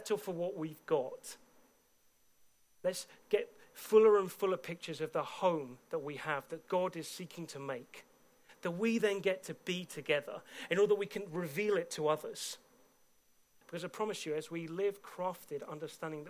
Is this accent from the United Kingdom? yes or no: yes; United Kingdom; I've been a British citizen from day one of being born